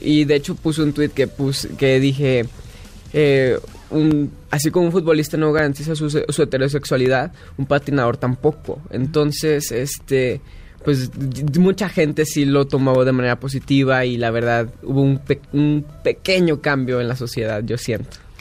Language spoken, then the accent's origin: Spanish; Guadalajara, Jalisco, Mexico; nací en Guadalajara